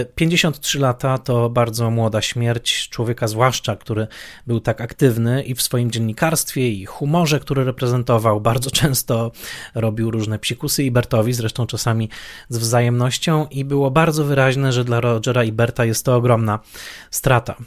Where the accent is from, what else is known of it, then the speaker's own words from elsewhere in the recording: Poland; z perspektywy dzieciaka lat 80. w Polsce